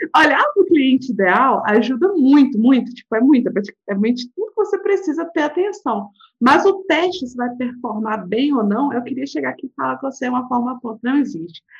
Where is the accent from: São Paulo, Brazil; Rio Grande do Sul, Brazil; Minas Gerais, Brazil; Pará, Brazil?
Minas Gerais, Brazil; accent: mineirês; eu sou mineira